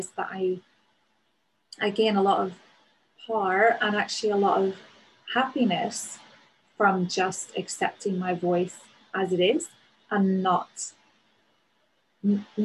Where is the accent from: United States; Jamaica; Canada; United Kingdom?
United Kingdom; Northern Ireland; accent: Northern Irish; moved away as an adult; also born or lived in Newcastle; now in London, United Kingdom; my accent as a Northern Irish person